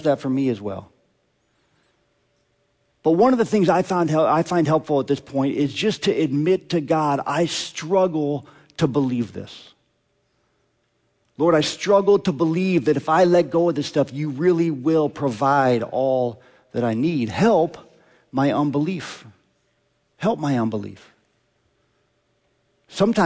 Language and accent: English; Omaha, Nebraska, United States; I grew up in Omaha.